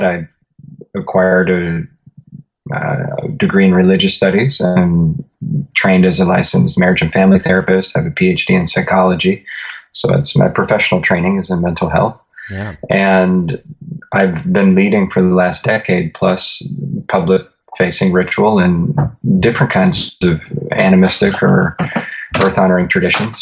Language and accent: English; Northeast Ohio, United States; I was born and raised in Northeast Ohio.